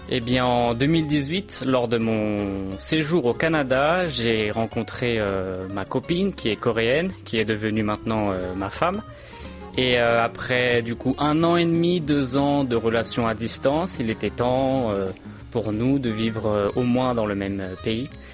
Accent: Brétigny-sur-Orge, Île-de-France, France; moved away as an adult; now in Seoul, South Korea; je vivais tout simplement chez mes parents, en région parisienne, euh, d'où je suis. Euh, dans le département de l'Essonne, plus précisément à Bretigny-sur-Orge

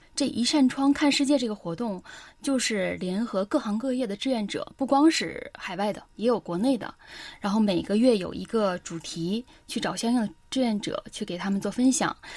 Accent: China; now in South Korea; 我就是来自一个中国家庭，就我的家庭就是一个纯中国人家庭

